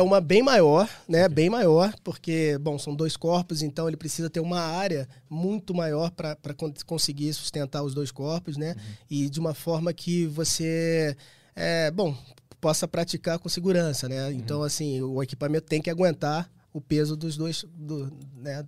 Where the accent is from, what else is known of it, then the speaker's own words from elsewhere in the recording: Rio de Janeiro, Brazil; eu sou do Rio, então eu tenho um grupo de amigos, né, desde infância e tal